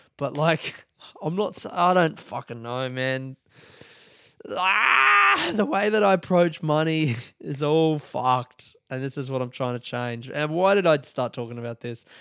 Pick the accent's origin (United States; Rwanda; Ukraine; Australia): Australia; Adelaide, South Australia; now in Melbourne, Australia; I grew up, it was called Fritz, man. In Adelaide, it's called Fritz.